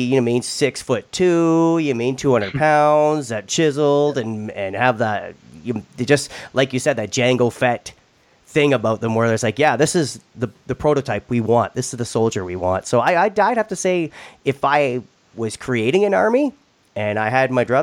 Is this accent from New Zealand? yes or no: no; Canada; accent: Canadian; I'm very Canadian, if you can tell by my accent.